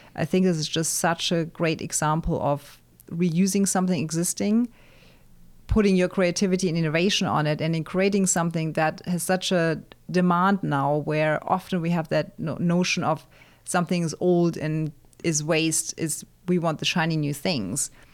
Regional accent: near Frankfurt, Hesse, Germany; moved away; my hometown near Frankfurt

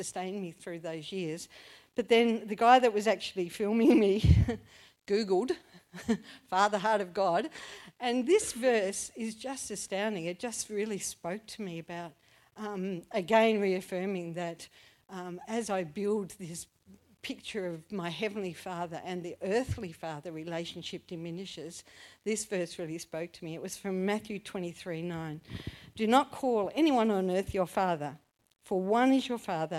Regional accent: Launceston, Tasmania, Australia; I grew up in Launceston, and I had a mum and a dad

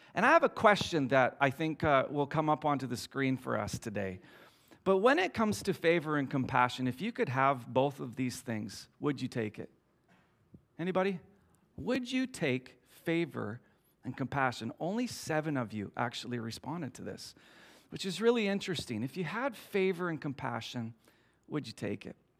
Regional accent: Canada; me and my friends, we're from Canada

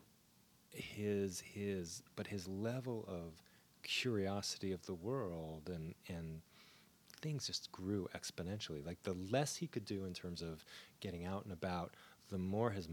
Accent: New Jersey, United States; I grew up in Jersey.

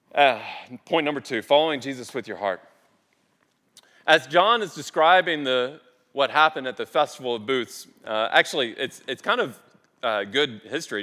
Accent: United States; I grew up on the Mississippi River

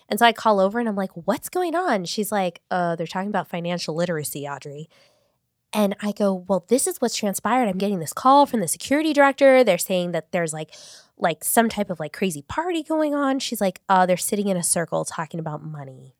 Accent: Long Beach, California, United States; I grew up in North Long Beach

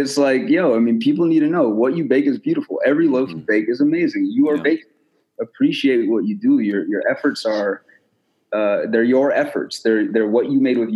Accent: United States; I'm American

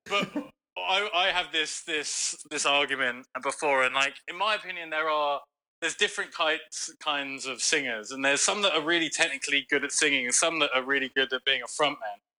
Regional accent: London, United Kingdom; now in United States; I grew up in London

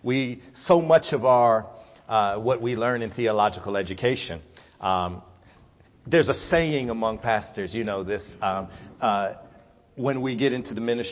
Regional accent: Atlanta, Georgia, United States; also born or lived in North Carolina; I am a product of Atlanta, Georgia. I grew up between Atlanta and North Carolina. Both of my parents are from North Carolina, and I was raised in Atlanta, running up and down the road

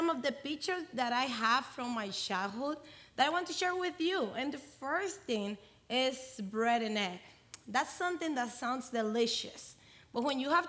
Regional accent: Dominican Republic; I'm from Dominican Republic

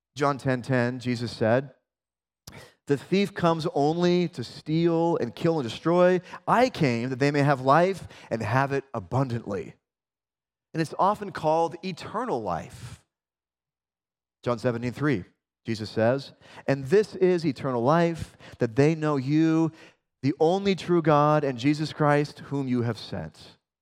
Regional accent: Spokane, Washington, United States

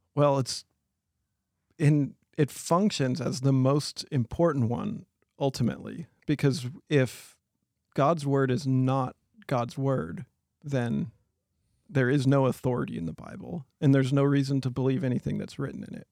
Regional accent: Chewelah, Washington, United States; I grew up in Cholula, Washington

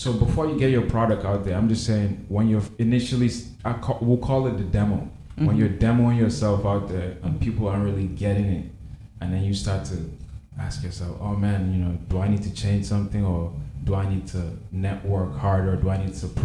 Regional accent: Nigeria; I'm from Nigeria

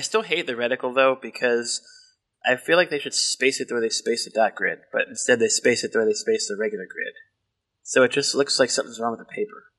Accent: Baltimore, Maryland, United States; accent: Baltimore; I don't cover up my Baltimore accent as well as I think

